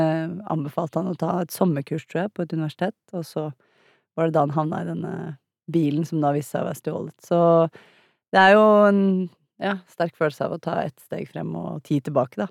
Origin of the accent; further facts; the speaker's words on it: Norway; som nordmenn og europeere